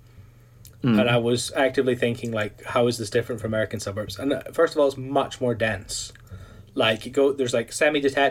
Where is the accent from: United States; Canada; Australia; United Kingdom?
United Kingdom; we're British